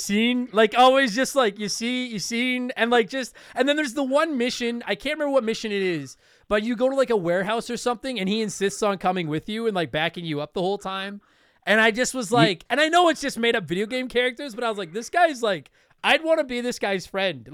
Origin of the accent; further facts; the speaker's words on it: Canada; We're both Canadian